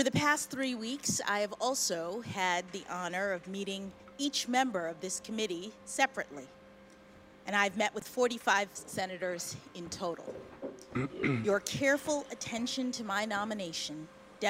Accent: Washington, District of Columbia, United States; I was born here in Washington

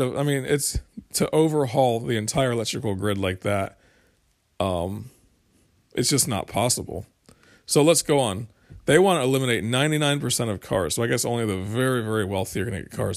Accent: United States; we're American

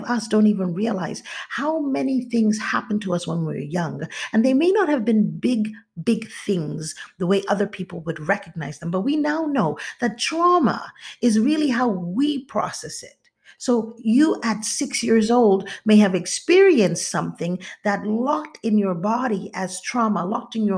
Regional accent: Nigeria; moved away as an adult; now in United States; I moved back to Nigeria, I was born here in the United States, and I lived here till I was about 6 or 7

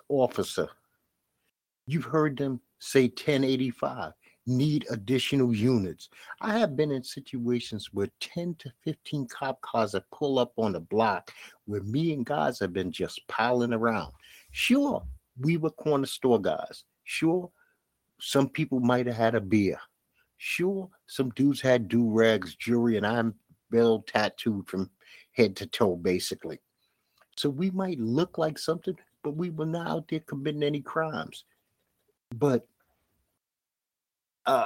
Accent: New York City, New York, United States; A lot of us black inner city people, and I'm from Bed-Stuy, Brooklyn

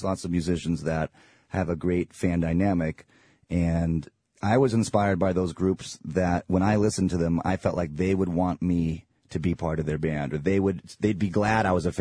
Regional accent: Ann Arbor, Michigan, United States; moved away; I grew up in Ann Arbor, Michigan

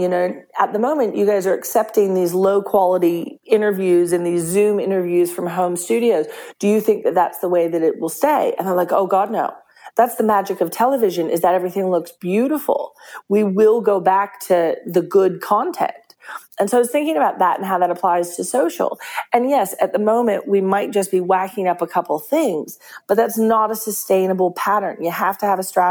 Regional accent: Texas, United States; now in Perth, Australia; I'm Texan

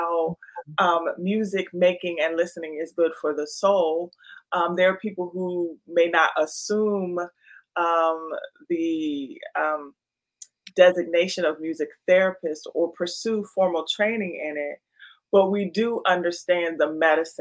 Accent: Washington, District of Columbia, United States; my hometown of DC

